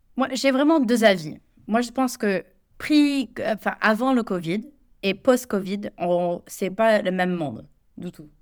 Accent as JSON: {"language": "French", "country": "United States", "second_language": "French", "moved": "as an adult", "lives_now": "France", "said": "je suis américaine, ça fait, euh, bientôt quatorze ans que je vis en France"}